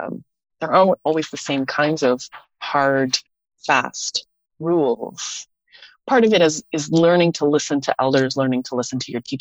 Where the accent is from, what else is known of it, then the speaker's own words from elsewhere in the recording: Winnipeg, Manitoba, Canada; now in Vancouver, Canada; I came from Winnipeg and moved out to Vancouver where there's this, it's a very different language landscape out here on the Pacific coast.